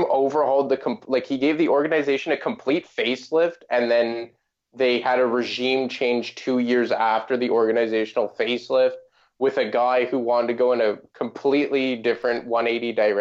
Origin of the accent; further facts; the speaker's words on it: Canada; I'm Canadian